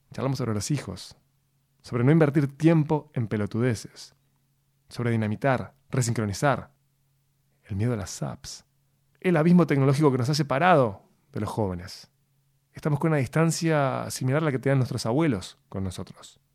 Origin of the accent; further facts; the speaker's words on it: Uruguay; soy el único uruguayo que no toma mate.